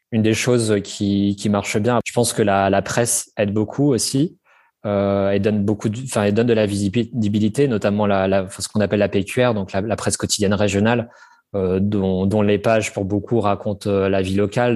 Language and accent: French; Normandy, France; j'ai grandi en Normandie